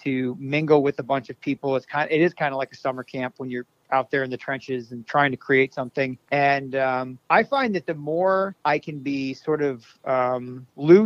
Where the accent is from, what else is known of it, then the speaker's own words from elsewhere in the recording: Minnesota, United States; moved away; I'm from Minnesota originally